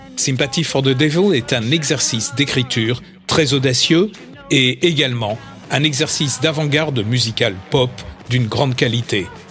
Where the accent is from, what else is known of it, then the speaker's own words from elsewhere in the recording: Châtillon, France; chez nous à Châtillon